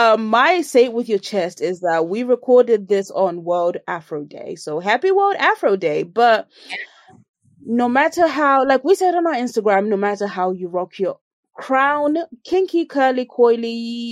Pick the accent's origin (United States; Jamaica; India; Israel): Jamaica; I'm a Jamaican. Sorry. She should have known she's bringing violence. I'm a Jamaican.